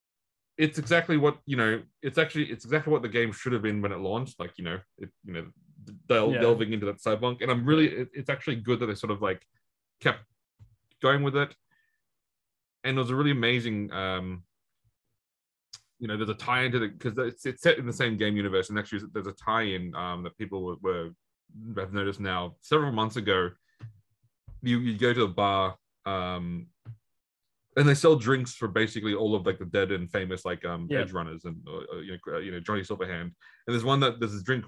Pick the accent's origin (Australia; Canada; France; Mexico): Australia; Sydney, New South Wales; like the rest of us who were born in Sydney.